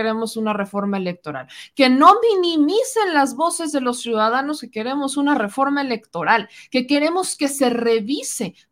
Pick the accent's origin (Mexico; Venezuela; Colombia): Mexico; Somos los mexicanos, así que vámonos organizando porque si no, esto no va a funcionar